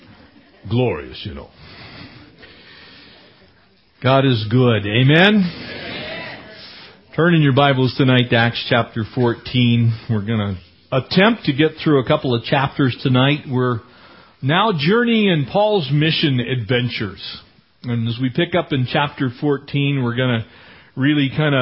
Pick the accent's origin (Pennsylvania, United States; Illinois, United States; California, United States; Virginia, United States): California, United States; San Diego; also born or lived in Escondido, California; now in Running Springs, United States; I am a San Diego native. I was born in Escondido in San Diego County. I grew up in San Diego County, went all the way through high school and into college in San Diego County